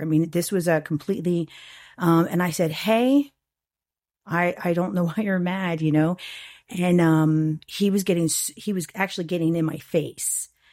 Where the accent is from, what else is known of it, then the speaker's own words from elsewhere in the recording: St. Petersburg, Florida, United States; I was born and raised in Saint Pete.